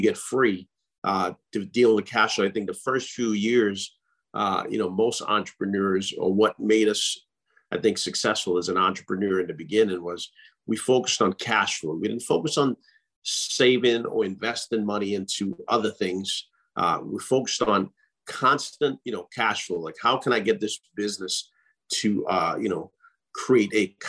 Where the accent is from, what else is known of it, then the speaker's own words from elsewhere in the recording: Trinidad & Tobago; now in United States; I grew up in the Caribbean.